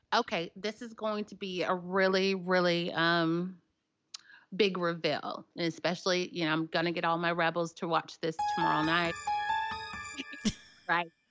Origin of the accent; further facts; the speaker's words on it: Nashville, Tennessee, United States; accent: southern; I'm from Nashville, Tennessee